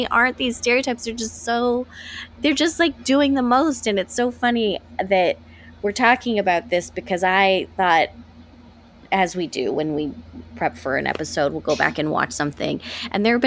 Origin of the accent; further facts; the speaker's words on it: the Bay Area, California, United States; I love the Bay Area